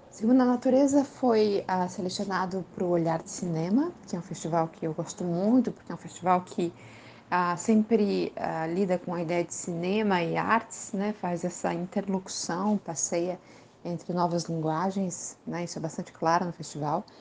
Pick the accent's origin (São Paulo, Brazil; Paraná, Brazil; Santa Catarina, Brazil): Paraná, Brazil; Curitiba; Sou de Curitiba, moro em Curitiba nesse momento. Tive algumas passagens por outras cidades brasileiras, por outras cidades em outros países, mas acabo sempre voltando